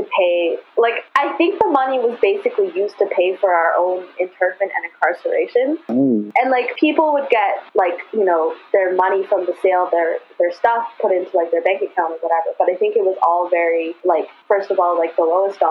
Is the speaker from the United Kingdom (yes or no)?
no; Vancouver, British Columbia, Canada; I grew up here in the Vancouver area